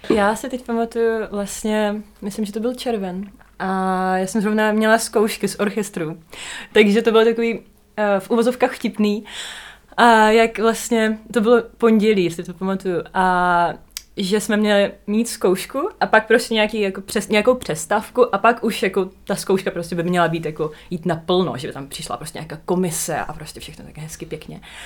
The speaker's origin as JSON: {"language": "Czech", "region": "Donbas", "country": "Ukraine", "first_language": "Russian", "second_language": "Czech", "moved": "as an adult", "lives_now": "Prague, Czech Republic", "said": "my jsme vlastně z Donbasu"}